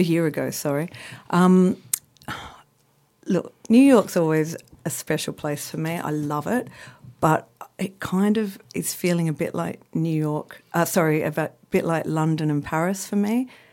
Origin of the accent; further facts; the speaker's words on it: Australia; I'm Australian, as you can hear.